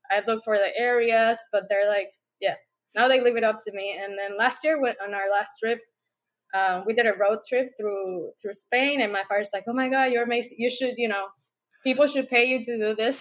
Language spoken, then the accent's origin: English; Puerto Rico; moved away as an adult; also born or lived in Panama; now in United States; born and raised in Puerto Rico, and I've been in the states, let's say, on and off like ten years